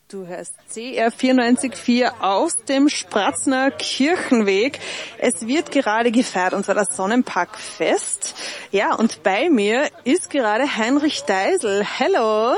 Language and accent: German; Upper Austria, Austria; Ich bin aus Oberösterreich